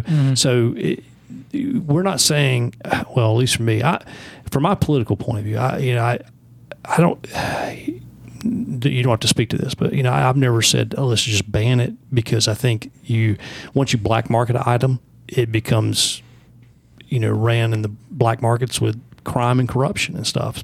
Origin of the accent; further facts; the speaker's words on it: the South, United States; I grew up here in the South